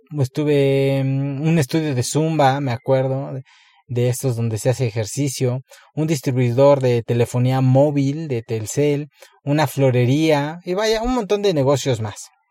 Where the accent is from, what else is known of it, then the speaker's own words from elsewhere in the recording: Puebla, Mexico; no nací en una gran metrópoli, nací en Puebla